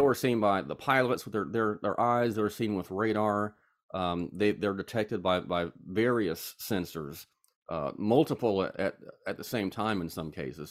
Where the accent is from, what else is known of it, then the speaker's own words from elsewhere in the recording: Charlotte, North Carolina, United States; now in Statesboro, United States; I am from Charlotte, North Carolina. I currently live in Statesboro, Georgia